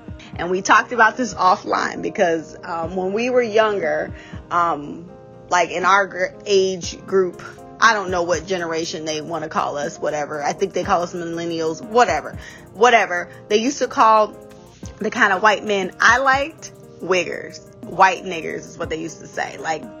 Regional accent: Southern United States, United States; I am from the South, and I can't say how Midwest people are about spades because I didn't really deal with it so much.

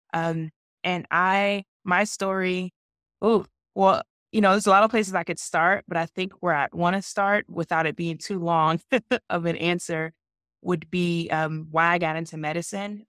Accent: Georgia, United States; I'm from Georgia

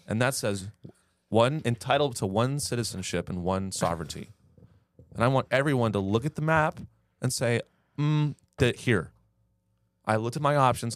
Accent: United States; we all grew up in America

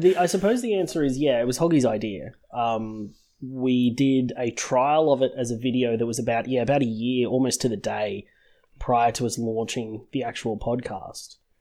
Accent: Sydney, New South Wales, Australia; born and raised in Sydney, uh, in Australia

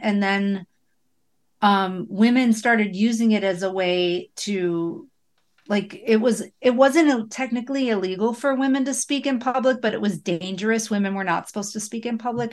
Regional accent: Buffalo, New York, United States; I grew up in Buffalo

